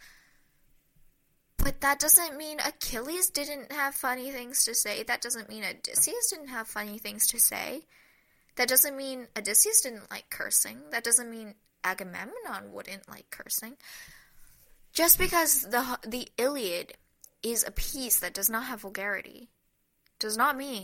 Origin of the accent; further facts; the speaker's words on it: United States; as an American